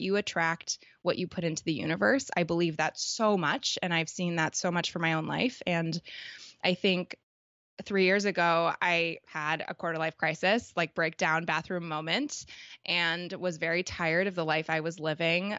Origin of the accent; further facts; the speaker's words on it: Toronto, Ontario, Canada; I'm from Canada, um, specifically, like, grew up in Toronto.